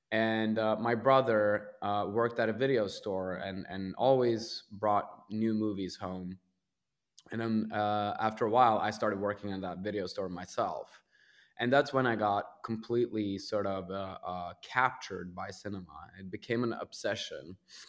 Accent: Sarpsborg, Viken, Norway; English is a second language; Yeah, I grew up in Norway in a town called Sarpsborg, which is about 90 minutes away from Oslo.

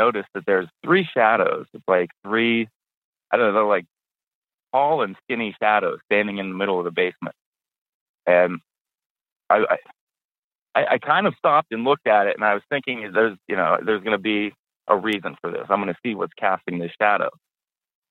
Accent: just outside of Pittsburgh, Pennsylvania, United States; I grew up just outside of Pittsburgh. About a half hour north of the city.

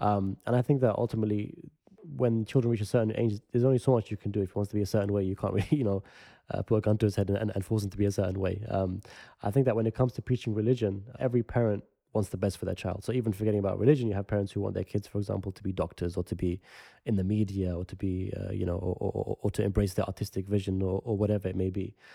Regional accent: London, United Kingdom; the area that I grew up in West London, which is close to central London

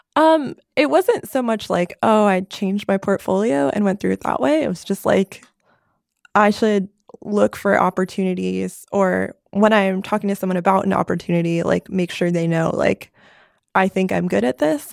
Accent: New York City area, United States; moved away; I am from the New York City area, just north of New York City

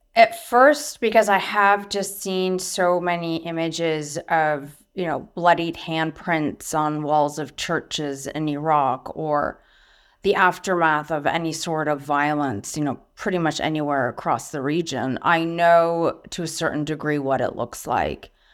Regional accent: United States; moved away; also born or lived in Syria; I'm Arab American. My mom is Syrian. I grew up in a cross cultural household.

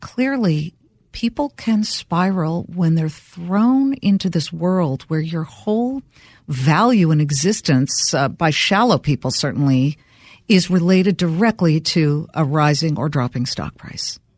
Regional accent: Los Angeles, California, United States; I grew up in Los Angeles, Beverly Hills

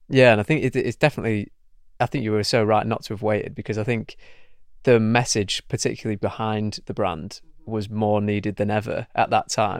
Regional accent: Manchester, North West England, United Kingdom; I'm from Manchester as well

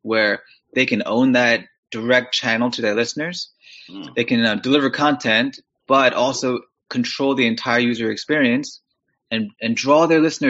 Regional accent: New York City, New York, United States; moved away as an adult; also born or lived in Kew Gardens, Queens; now in Pittsburgh, United States; I'm from New York City originally too

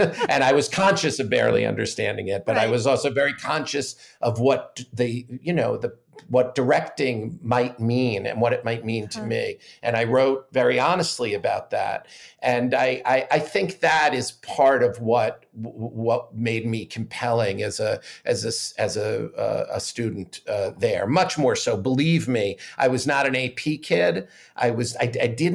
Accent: Great Neck, New York, United States; I grew up in Great Neck, Long Island

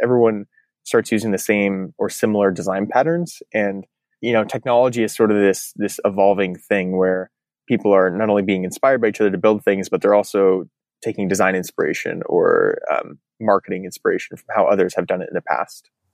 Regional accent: Eugene, Oregon, United States; moved away as an adult; also born or lived in Portland, Oregon; now in San Francisco, United States; I grew up in Eugene, went to the University

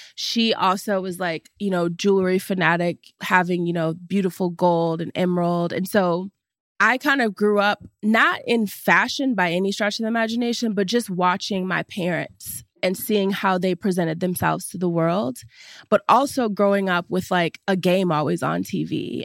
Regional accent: Cleveland, Ohio, United States; also born or lived in New York; now in Los Angeles, United States; I am originally from Cleveland, Ohio. And now I live in Los Angeles

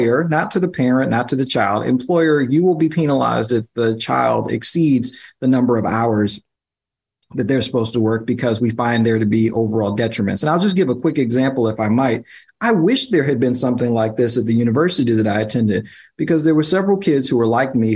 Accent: New York City, New York, United States; I'm a New Yorker

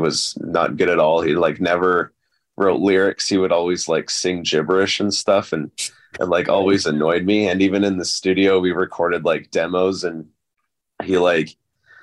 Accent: Cranbrook, British Columbia, Canada; also born or lived in Kelowna, British Columbia / Vancouver, British Columbia; I was born in Cranbrook. It's in British Columbia in Canada. Mm-hmm. And I was raised there, kind of. I only lived there until I was about 11 or 12. And then I grew up, like, was raised in Kelowna

